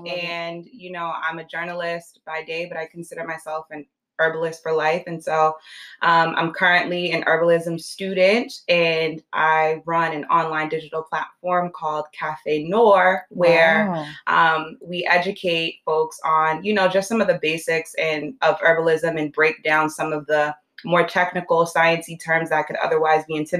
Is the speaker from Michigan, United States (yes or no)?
no; Boston, Massachusetts, United States; I'm from Boston, Boston native, lived here a long time.